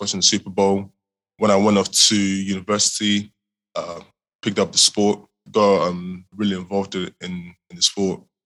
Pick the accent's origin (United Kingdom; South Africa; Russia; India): United Kingdom; England; moved away as an adult; also born or lived in Nigeria; now in Houston, United States; I was uh, born and raised in Nigeria. Um, moved over to the UK uh, when I was around when I was nine, 2011 time